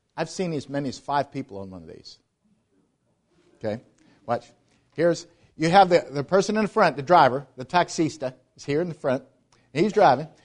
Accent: Pittsburgh, Pennsylvania, United States; moved away as an adult; also born or lived in Atlanta; I grew up in Pittsburgh, Pennsylvania

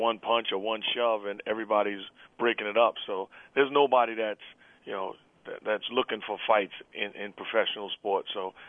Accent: New York City, New York, United States; I'm a guy that was born and raised in New York City.

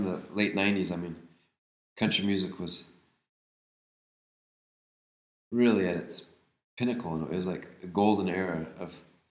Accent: United States; moved away; also born or lived in Olympia / Nashville; I was from Montana, North Dakota, where it was just native and white.

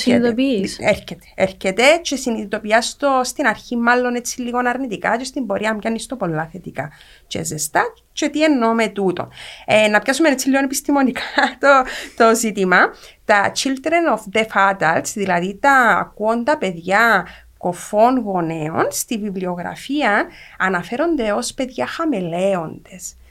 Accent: Cyprus; μεγάλωσα στην Κύπρο τη δεκαετία του 80

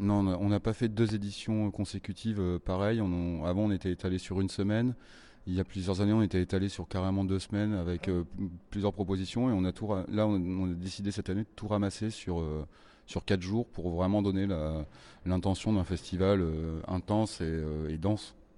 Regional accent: Reims, Grand Est, France; moi, je suis de Reims.

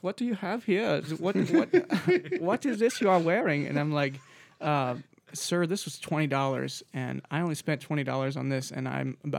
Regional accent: United States; Like, here I am, English. Like, cater to me because I'm from America.

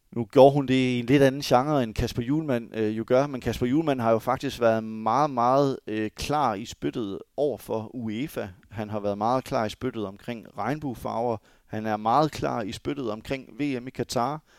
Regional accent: Denmark; som dansker

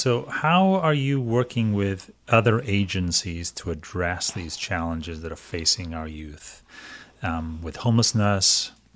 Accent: Wales, United Kingdom; moved away as an adult; now in United States; I'm a Welshman

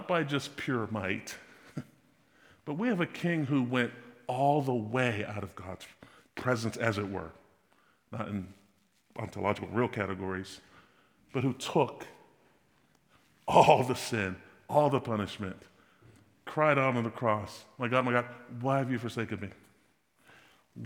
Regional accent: United States; I'm American

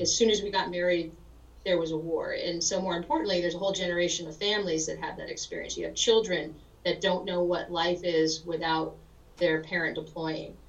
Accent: New Rochelle, New York, United States; moved away as an adult; also born or lived in Berkeley, California / Lawton, Oklahoma; I grew up in New Rochelle, New York

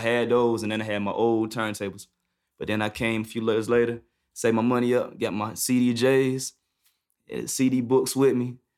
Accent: High Point, North Carolina, United States; also born or lived in Greensboro, North Carolina; Where I'm from, I'm from High Point, but I went to school to uh, North Carolina A and T, and that's in Greensboro.

